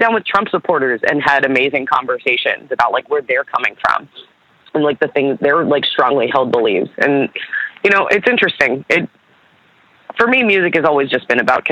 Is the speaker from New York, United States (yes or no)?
no; Baltimore, Maryland, United States; born or raised there; also born or lived in Camden, New Jersey